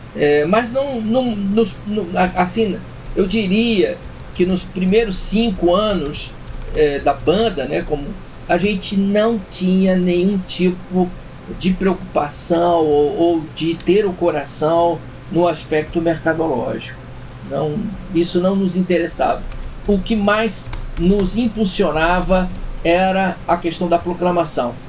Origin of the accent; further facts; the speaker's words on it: São Paulo, Brazil; moved away as an adult; now in Rio de Janeiro, Brazil; sou paulistano, né? Eu fui criado em São Paulo. Por mais que eu já esteja 22 anos no Rio, mas eu fui criado em São Paulo